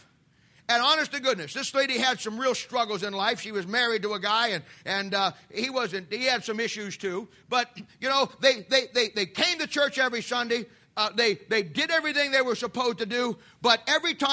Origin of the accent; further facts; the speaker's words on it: United States; We as American Christians